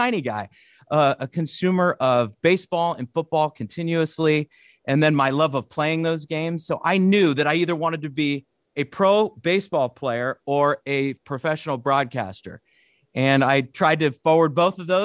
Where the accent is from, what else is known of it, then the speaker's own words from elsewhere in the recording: north of the San Francisco Bay Area, California, United States; I grew up north of in the San Francisco Bay Area, a little bit north of it